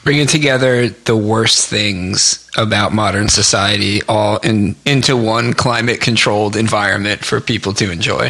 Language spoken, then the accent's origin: English; New Jersey, United States; growing up in New Jersey